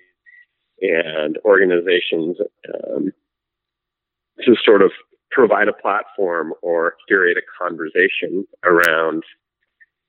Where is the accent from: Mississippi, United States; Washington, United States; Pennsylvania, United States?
Washington, United States; Seattle; also born or lived in Spokane / Princeton / Amsterdam; I grew up here in North Seattle